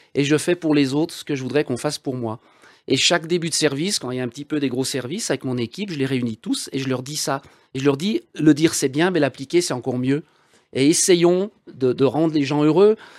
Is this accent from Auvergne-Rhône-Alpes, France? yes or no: yes; Val d'Arly, Auvergne-Rhône-Alpes, France; Val d'Arly, d'où je suis issu